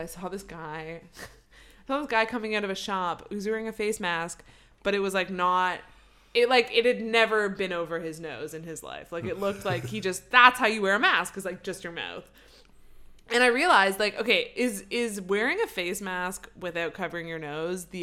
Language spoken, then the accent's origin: English; Canada; moved away; I'm from Canada, and we love pot